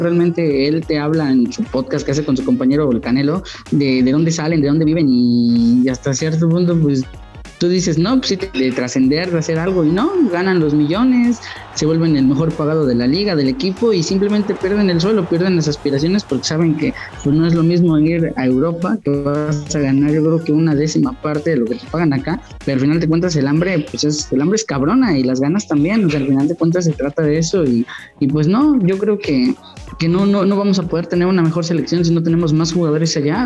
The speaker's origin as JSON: {"language": "Spanish", "country": "Mexico", "said": "como mexicano"}